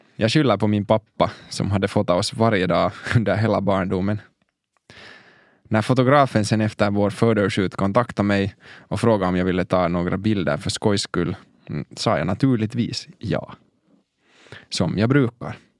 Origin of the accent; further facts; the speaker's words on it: Helsinki, Uusimaa, Finland; Jag växte upp i Mosabacka i norra Helsingfors